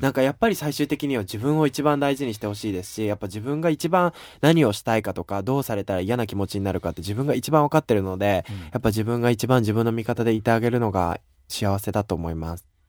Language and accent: Japanese; Japan; now in United States; 私は日本人で日本で生まれた